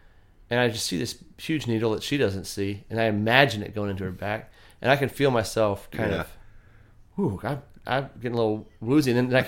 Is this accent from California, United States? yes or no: no; Texas, United States; growing up in Texas, I grew up hunting, and we lived on a farm and had some cows.